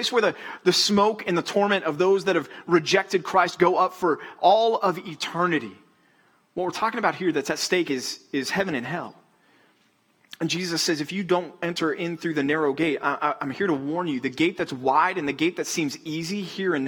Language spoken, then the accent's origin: English; Texas, United States; moved away; I would go to the Rangers games growing up in Texas